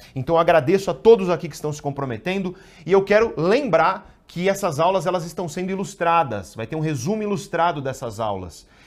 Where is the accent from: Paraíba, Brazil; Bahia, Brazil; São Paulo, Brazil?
São Paulo, Brazil; Guarujá; Eu cresci no Guarujá